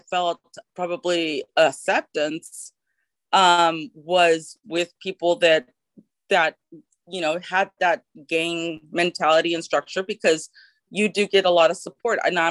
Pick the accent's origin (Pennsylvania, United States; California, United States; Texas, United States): California, United States; Los Angeles; as I was growing up, I'm from California, from LA and Los Angeles